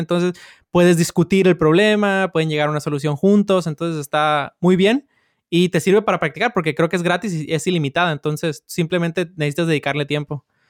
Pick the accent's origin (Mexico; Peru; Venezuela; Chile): Mexico; Sinaloa; yo soy de Sinaloa